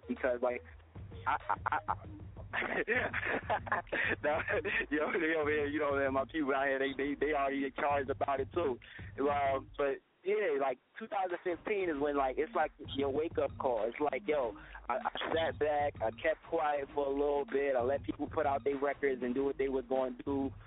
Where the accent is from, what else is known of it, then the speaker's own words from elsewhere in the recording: Newark, New Jersey, United States; my hometown, the streets in Newark